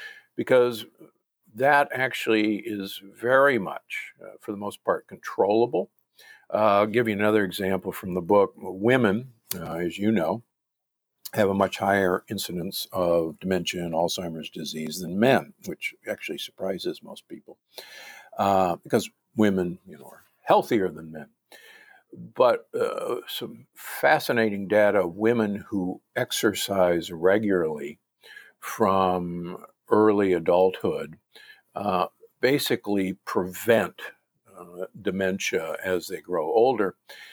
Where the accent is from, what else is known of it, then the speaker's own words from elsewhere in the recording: Omaha, Nebraska, United States; also born or lived in Milwaukee; I grew up in Omaha and Milwaukee. So I grew up the beef state is what Nebraska is called.